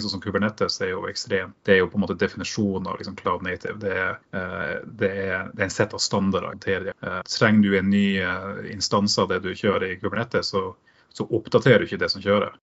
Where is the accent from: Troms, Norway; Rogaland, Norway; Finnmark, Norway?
Troms, Norway; Tromsø; accent: Tromsø dialect; now in Oslo, Norway; jeg kommer originalt fra Tromsø, så det er derfor jeg har den flotte dialekten